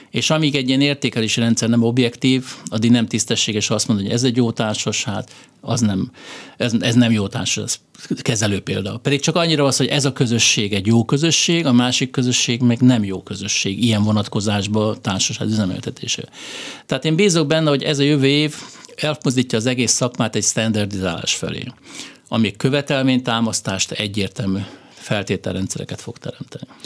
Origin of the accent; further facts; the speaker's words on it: Hungary; mi magyarok vagyunk